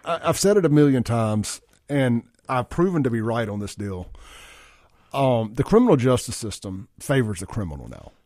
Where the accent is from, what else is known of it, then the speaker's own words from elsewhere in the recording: Jackson, Mississippi, United States; when we were growing up in South Jackson